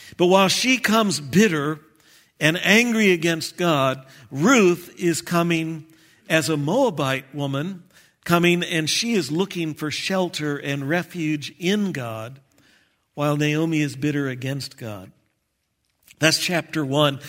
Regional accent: Texas, United States; moved away; I'm from Texas

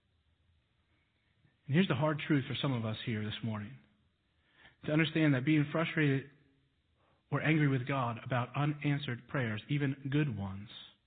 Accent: Texas, United States; now in Missouri, United States; I was born in Texas

